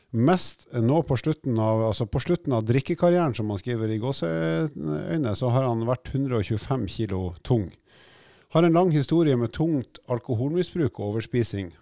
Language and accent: Norwegian; Oslo, Norway; når jeg vokste opp i Oslo